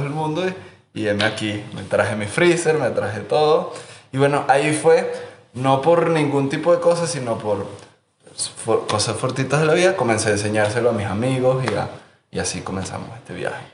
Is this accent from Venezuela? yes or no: yes; Margarita Island, Nueva Esparta, Venezuela; Yo me crié en Margarita